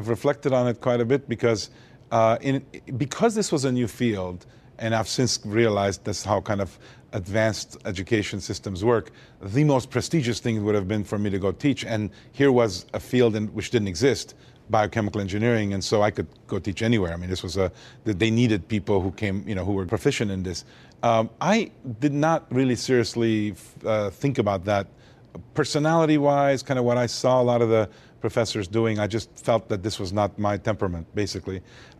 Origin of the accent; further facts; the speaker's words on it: Montreal, Quebec, Canada; also born or lived in Beirut, Lebanon; So I was born in Lebanon, Beirut, Lebanon, of Armenian parents. Lived there till the Civil War in 1975, and ended up escaping the Civil War and growing up in Montreal, Canada.